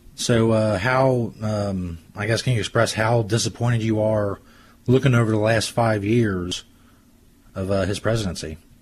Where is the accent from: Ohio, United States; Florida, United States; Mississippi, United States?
Ohio, United States; Cincinnati; where I grew up and in the Cincinnati area and around here